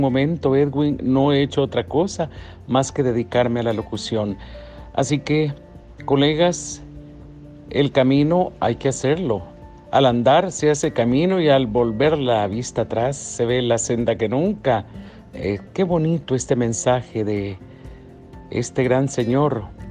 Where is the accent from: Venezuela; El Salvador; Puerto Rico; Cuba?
El Salvador; aquí en El Salvador en mi país tan bello